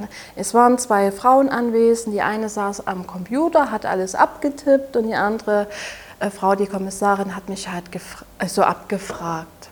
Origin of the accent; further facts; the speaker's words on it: Saxony, Germany; accent: Saxon; Ich komme ja aus Sachsen, wie man sicherlich etwas merkt an meinem Dialekt